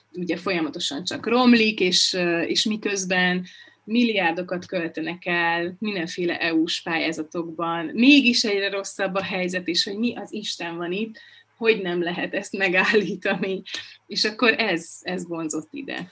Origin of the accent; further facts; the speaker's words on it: Budapest, Hungary; moved away as an adult; now in Borsod-Abaúj-Zemplén County, Hungary; Budapesten születtem